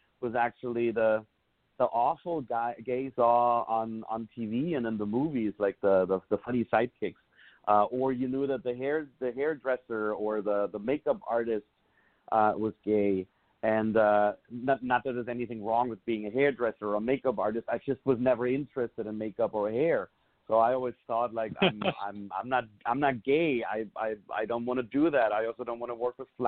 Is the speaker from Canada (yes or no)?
no; Southern Germany, Germany; moved away as an adult; also born or lived in Munich; Obviously I'm from Germany. I was born and raised in the southern part of Germany.